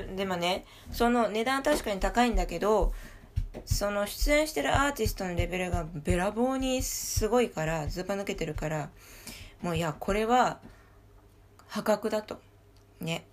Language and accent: Japanese; Paris, Île-de-France, France; 私も実際にそこで育っている